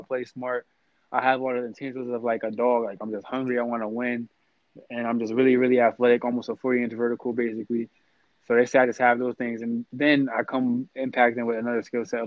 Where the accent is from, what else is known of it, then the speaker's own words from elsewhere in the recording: Syracuse, New York, United States; that's my hometown